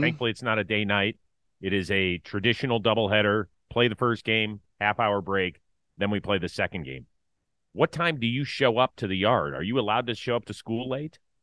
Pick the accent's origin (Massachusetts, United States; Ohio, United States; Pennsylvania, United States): Ohio, United States; Cleveland; I'm from Cleveland.